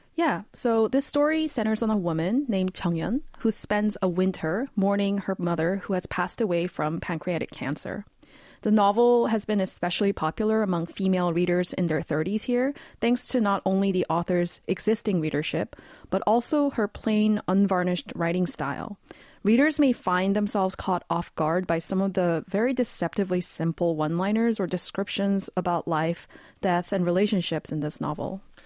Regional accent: Vancouver, British Columbia, Canada; moved away as an adult; now in South Korea; I'll actually be moving back to my hometown of Vancouver, Canada after eleven years in Korea

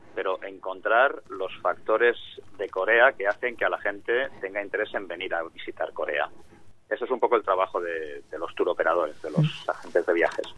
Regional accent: Spain; en mi tierra, en España

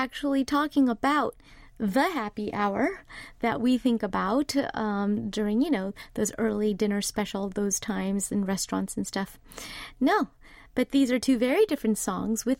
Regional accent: Southern California, United States; now in Seoul, South Korea; when I was growing up in Southern California

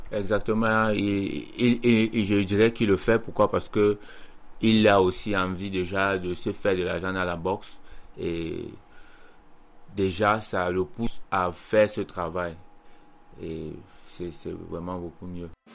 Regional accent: Cameroon; moved away as an adult; now in Chuncheon, South Korea; étant au Cameroun

